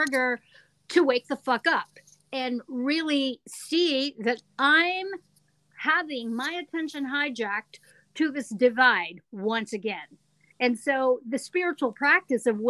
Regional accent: California, United States; moved away as an adult; I'm from California

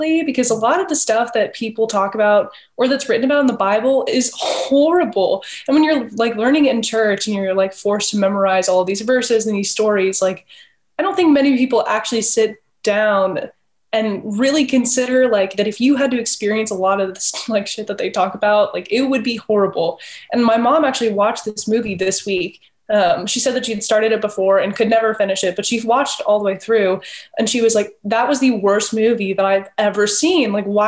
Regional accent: the South, United States; I grew up in the South

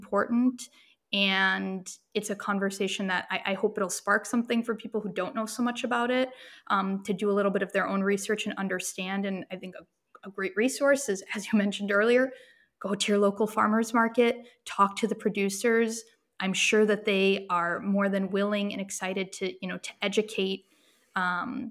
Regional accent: Midwest, United States; moved away as an adult; Growing up in the Midwest

